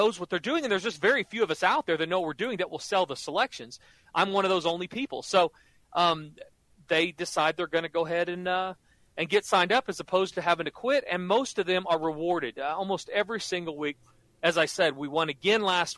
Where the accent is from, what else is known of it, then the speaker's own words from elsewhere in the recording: Norman, Oklahoma, United States; I grew up like you in Norman, Oklahoma, where college football is king